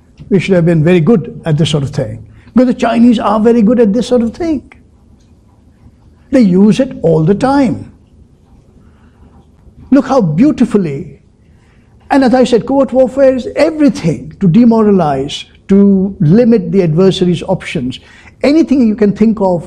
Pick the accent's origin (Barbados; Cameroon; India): India